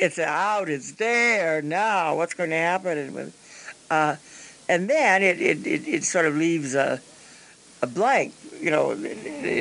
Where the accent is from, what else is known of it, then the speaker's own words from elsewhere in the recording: Peoria, Illinois, United States; moved away; I came from Peoria